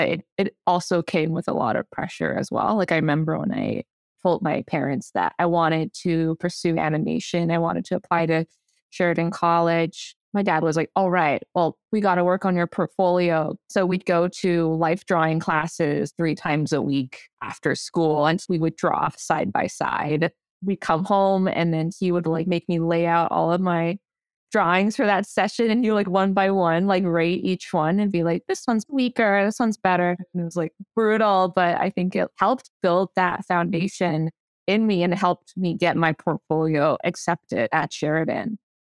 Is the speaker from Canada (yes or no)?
yes; East York, Ontario, Canada; I grew up in East York, which is a big immigrant community there. I went to school there. So all my classmates were immigrant kids as well.